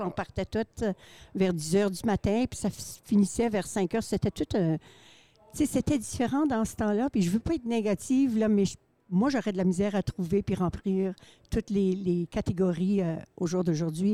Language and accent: French; Saint-Claude, Manitoba, Canada; je viens de Saint-Claude, originaire